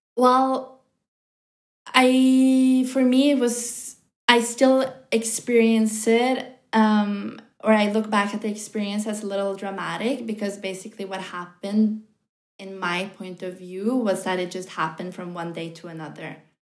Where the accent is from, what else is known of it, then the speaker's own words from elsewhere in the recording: Norway; moved away as an adult; also born or lived in New York; I'm from Norway.